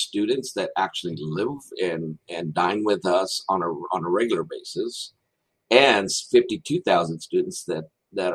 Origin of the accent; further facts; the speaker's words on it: Texas, United States; I was born and raised in Texas